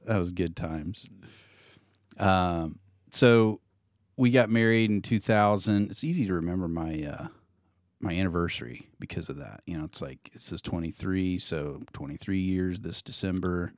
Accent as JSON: {"language": "English", "region": "Indiana", "country": "United States", "tie": "born or raised there", "moved": "as an adult", "lives_now": "Neosho, United States", "said": "I grew up in Indiana, moved to Missouri, straight out of high school to Neosho, Missouri"}